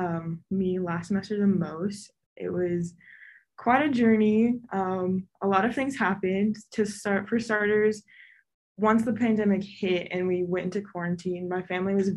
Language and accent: English; Farmington, New Mexico, United States; I'm from Farmington, New Mexico, which is a kind of a smaller town, very conservative